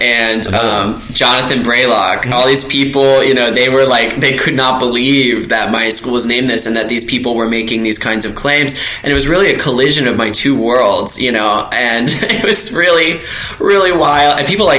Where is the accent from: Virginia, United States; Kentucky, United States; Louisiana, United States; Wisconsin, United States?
Virginia, United States; in my hometown in December of 2019. So it's that recent. I mean, so like when you grow up here, just the Confederacy is in everything that you do.